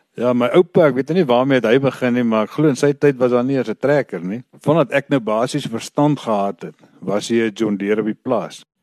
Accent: Vredefort, Free State, South Africa; ek is van Vredefort. Ek is hier gebore. Ek is my lewe lank op die plaas. Ek het as kind hier groot geword.

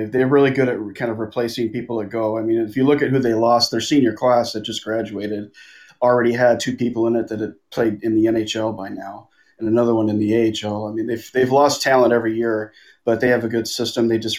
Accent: Los Angeles, California, United States; moved away as an adult; also born or lived in Tucson, Arizona; now in Potsdam, United States; Yeah, I grew up in the Los Angeles area.

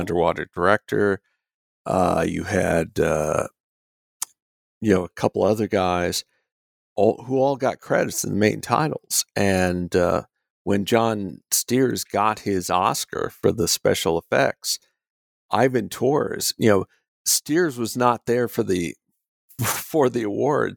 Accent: United States; I'm an American

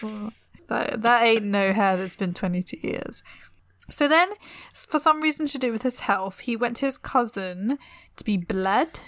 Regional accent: England, United Kingdom; I'm too English.

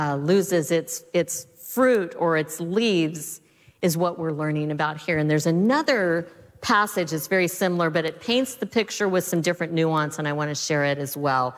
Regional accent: Southeast Colorado, United States; now in West Coast, United States; I grew up in Southeast Colorado

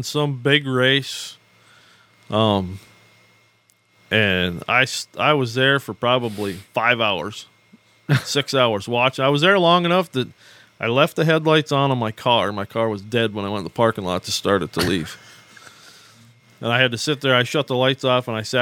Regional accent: Pickford, Michigan, United States; also born or lived in Sault Ste. Marie, Michigan / Oklahoma; I was born in Sault Ste. Marie. Grew up in Pickford

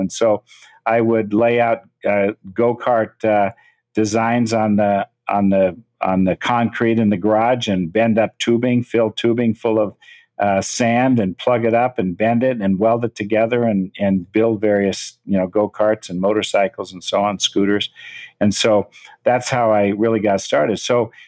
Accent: Menlo Park, California, United States; also born or lived in San Francisco; I was born in San Francisco, moved to Menlo Park, the country, uh, in 1951.

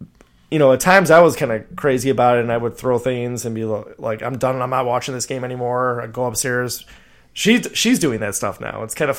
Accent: Chicago suburbs, Illinois, United States; I grew up in the Chicago suburbs my whole life.

